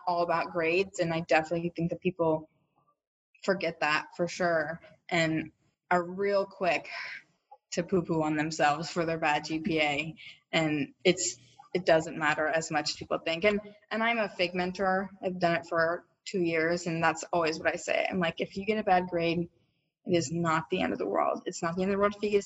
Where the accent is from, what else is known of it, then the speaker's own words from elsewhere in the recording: Austin, Texas, United States; I'm from Austin, so it was easy for me to just commute back. I live about 30 minutes away at my parents' house